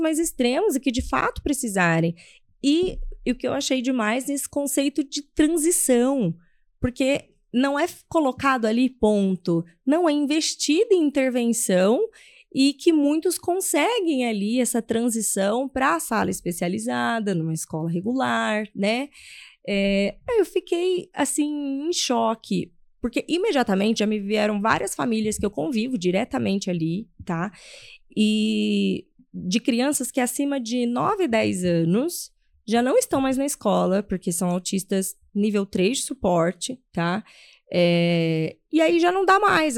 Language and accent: Portuguese; São José do Rio Preto, São Paulo, Brazil; eu sou de São José do Rio Preto, ele é interior de São Paulo.